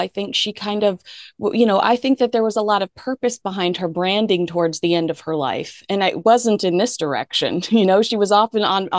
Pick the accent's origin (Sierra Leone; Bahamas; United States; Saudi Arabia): United States; I'm an American